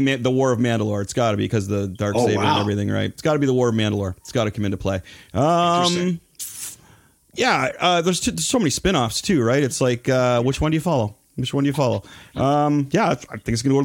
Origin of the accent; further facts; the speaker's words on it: Toronto, Ontario, Canada; I was born in Toronto